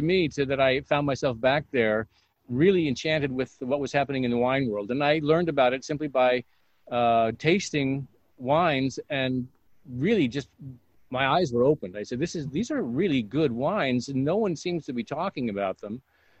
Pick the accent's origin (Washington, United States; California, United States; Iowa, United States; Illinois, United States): Washington, United States; Yakima; I grew up on the east side. I'm from Yakima originally. So Eastern Washington runs in my blood. And it was, growing up there, it was, you know, it's a pretty grim place. I mean, beautiful, but it was the kind of place that you want to leave